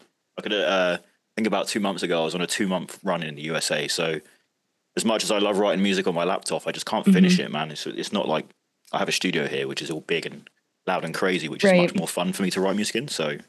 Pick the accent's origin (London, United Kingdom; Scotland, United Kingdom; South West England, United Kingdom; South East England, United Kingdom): South West England, United Kingdom; Bournemouth; I'm from the United Kingdom, all the way from the south by the beach in a place called Bournemouth.